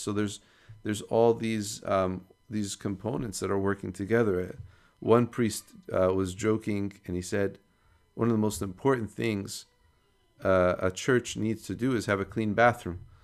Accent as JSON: {"language": "English", "country": "United States", "tie": "born or raised there", "said": "growing up in America"}